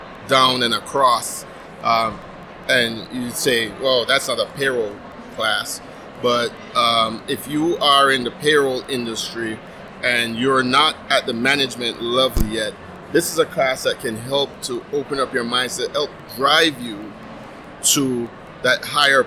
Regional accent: Jamaica; moved away; I'm originally from Jamaica

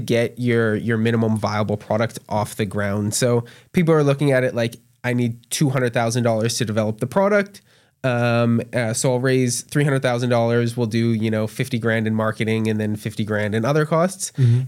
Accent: Canada; moved away as an adult; now in Tulsa, United States; especially as a Canadian

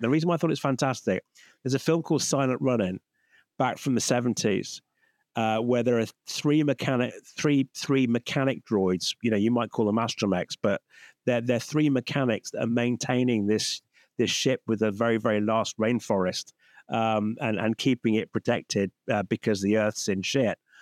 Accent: United Kingdom; as a Brit

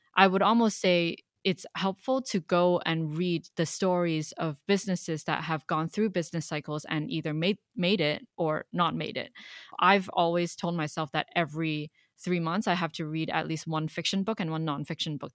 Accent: Hong Kong; moved away; I was born and raised in Hong Kong

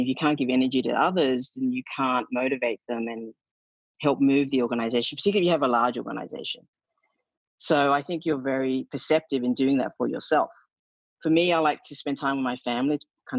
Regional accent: Australia; accent: Australian; my Australian accent is going, so I get a lot of, you know, hell for embarrassing the country that way.

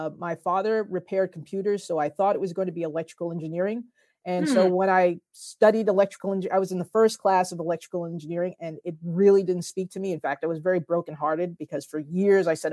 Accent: New Jersey, United States; my home state of New Jersey

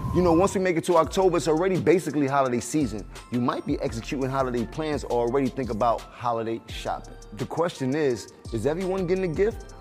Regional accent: New York City, New York, United States; I am from Uptown, Harlem

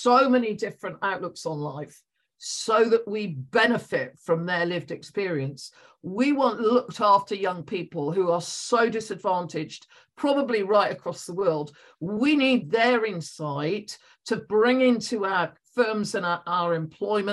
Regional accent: West Country, South West England, United Kingdom; accent: West Country; moved away as an adult; also born or lived in London; some of you will be able to tell from my accent, I am from the West Country

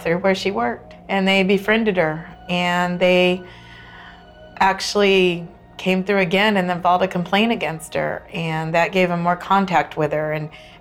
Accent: New Braunfels, Texas, United States; I'm from New Braunfels, Texas

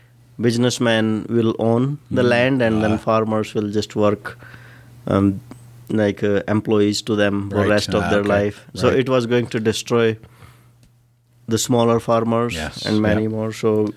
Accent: India; moved away as an adult; now in Calgary, Canada; since like I was a kid in India. Right. Like where I was grown up.

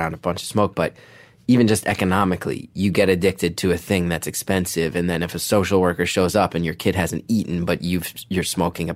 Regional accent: New York City, New York, United States; I'm a jaded New Yorker.

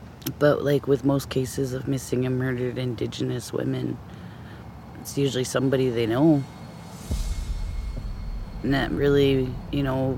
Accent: Champaign, Illinois, United States; I'm from Champaign.

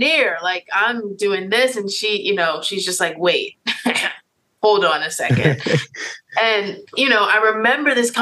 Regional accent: Richmond, Virginia, United States; I'm from Richmond, Virginia. I grew up in, I guess I should say, the public school system

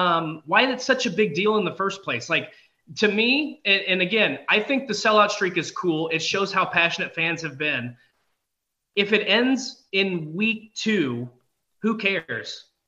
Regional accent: West Lafayette, Indiana, United States; I grew up around the West Lafayette area, so I went to a lot of Purdue games as a kid.

